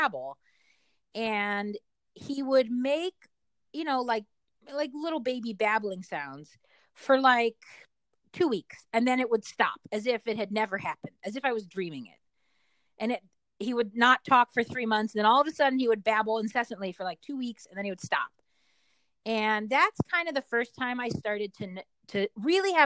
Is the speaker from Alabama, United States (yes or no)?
no; Richmond, Virginia, United States; moved away; I'm from Richmond